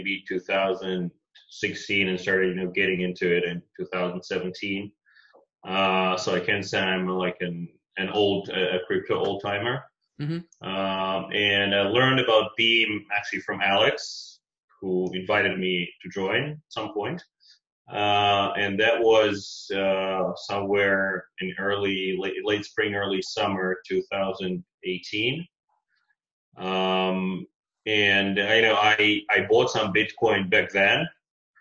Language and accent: English; Russia; now in Israel; I was born in Russia